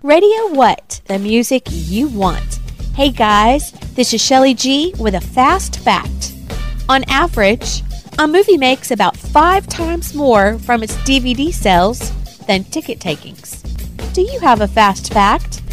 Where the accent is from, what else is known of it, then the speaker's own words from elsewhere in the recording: Little Rock, Arkansas, United States; we're from Little Rock.